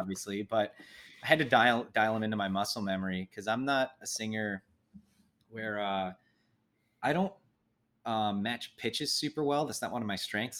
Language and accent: English; Midwest, United States; we're all from the Midwest